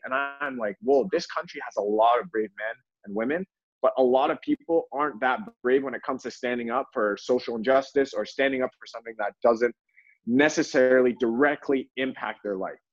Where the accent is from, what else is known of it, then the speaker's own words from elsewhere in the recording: Toronto, Ontario, Canada; also born or lived in Louisville, Kentucky; now in Los Angeles, United States; I was in Toronto at the time, and um, yeah, I grew up in a very nice area